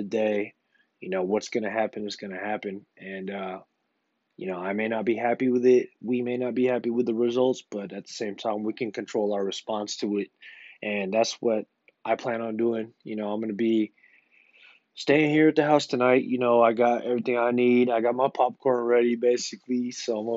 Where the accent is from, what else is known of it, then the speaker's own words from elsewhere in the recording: United States; as the American people